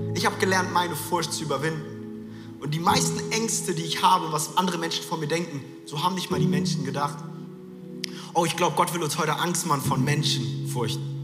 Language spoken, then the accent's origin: German; Frankfurt, Hesse, Germany; moved away; es war kurz der Frankfurter, der aus mir rauskam. Ich bin in Frankfurt groß geworden